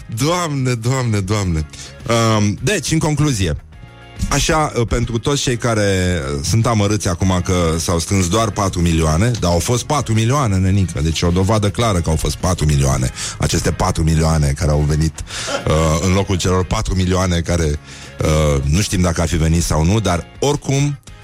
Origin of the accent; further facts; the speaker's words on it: Brăila, Brăila County, Romania; eu sunt din Brăila